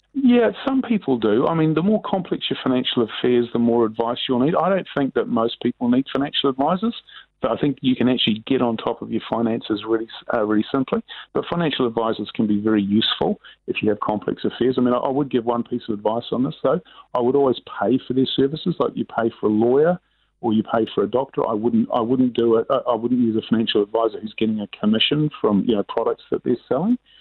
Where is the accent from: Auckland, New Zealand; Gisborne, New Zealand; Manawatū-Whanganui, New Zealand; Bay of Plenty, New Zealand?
Auckland, New Zealand; I grew up in Sunnyvale in West Auckland